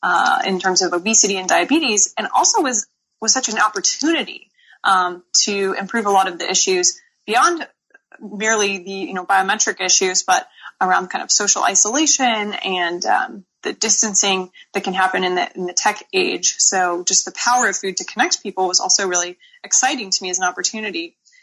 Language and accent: English; Seattle, Washington, United States; also born or lived in Tuscany; now in San Francisco, United States; I'm actually originally from Seattle, Washington. I'm a proud Pacific Northwesterner. Came to the San Francisco Bay Area for school, as you mentioned.